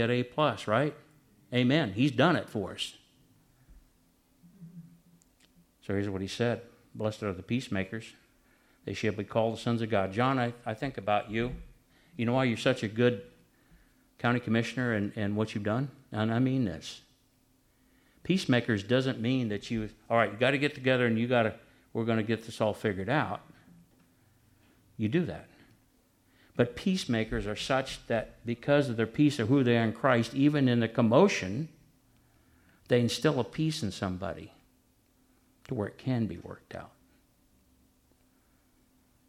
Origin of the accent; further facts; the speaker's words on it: Nebraska, United States; I'm from Nebraska